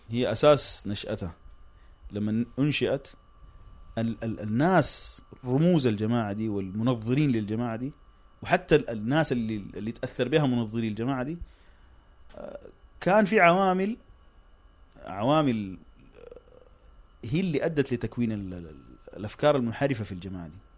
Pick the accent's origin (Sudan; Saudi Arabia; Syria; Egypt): Sudan; الكلام ده عام حتى عندنا في السودان الترابي ذكر قال انه الحركه الاسلاميه في السودان استفادت من الحزب الشيوعي السوداني